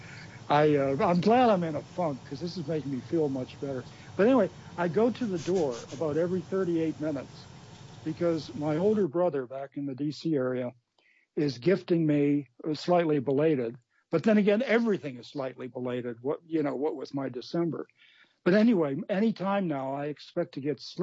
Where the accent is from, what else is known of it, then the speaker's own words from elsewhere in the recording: New England, United States; we're from New England